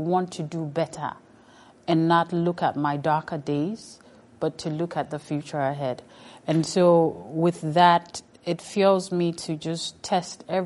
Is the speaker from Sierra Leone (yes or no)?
yes; Sierra Leone; moved away; I come from Sierra Leone, the only country where you use air, land, and sea